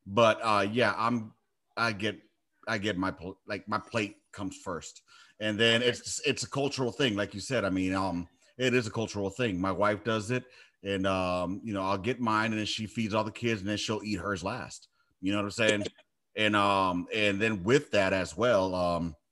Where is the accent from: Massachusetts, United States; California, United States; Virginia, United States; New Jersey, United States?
California, United States; Los Angeles; I grew up in South Central